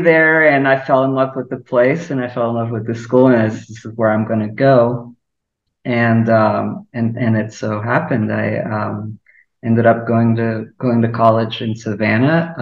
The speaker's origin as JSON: {"language": "English", "region": "Lisbon", "country": "Portugal", "tie": "born or raised there", "moved": "as an adult", "lives_now": "Chicago, United States", "said": "I'm originally from Lisbon, and I grew up there."}